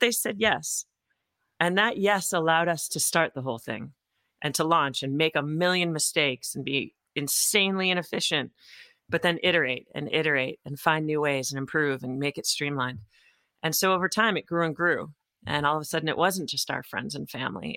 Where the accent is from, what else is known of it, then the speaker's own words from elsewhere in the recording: Topsfield, Massachusetts, United States; also born or lived in France; I grew up in Topsfield, Massachusetts, which is on the North Shore